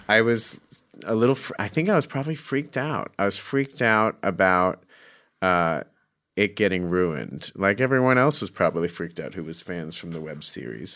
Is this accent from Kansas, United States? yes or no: no; Scottsdale, Arizona, United States; I'm from Phoenix, Scottsdale.